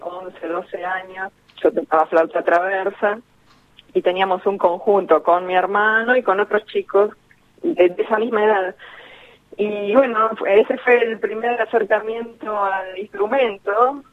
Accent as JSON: {"language": "Spanish", "town": "Quilmes", "region": "Buenos Aires Province", "country": "Argentina", "moved": "as an adult", "lives_now": "Avellaneda, Argentina", "said": "soy quilmeña"}